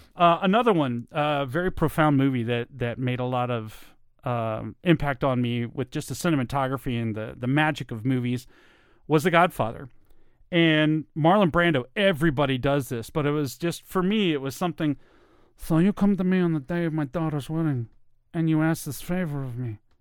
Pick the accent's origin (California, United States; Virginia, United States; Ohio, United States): Virginia, United States; accent: Southern; also born or lived in Germany; I had a really Southern accent. I was born and raised in Virginia